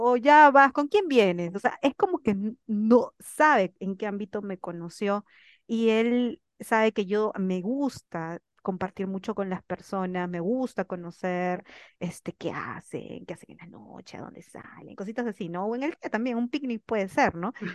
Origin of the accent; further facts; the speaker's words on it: Peru; moved away as an adult; also born or lived in Spain; now in Ecuador; yo que soy recontra peruano